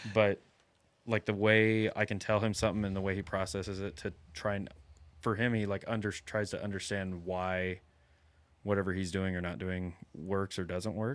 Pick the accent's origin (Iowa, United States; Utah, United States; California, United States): Iowa, United States; now in South Texas, United States; I'm from Iowa, and in Iowa, we, you get a, two full months of archery season